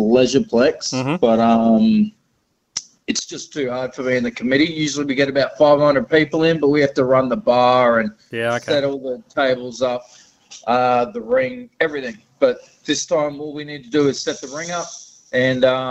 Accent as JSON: {"language": "English", "region": "Queensland", "country": "Australia", "moved": "yes", "lives_now": "Karratha, Australia", "said": "I'm from Queensland originally"}